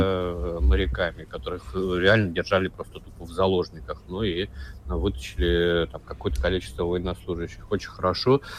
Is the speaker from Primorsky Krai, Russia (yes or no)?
yes; Vladivostok, Primorsky Krai, Russia; я вырос, кстати, в Владивостоке